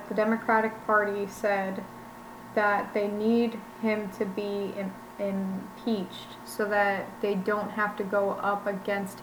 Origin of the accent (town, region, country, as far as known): United States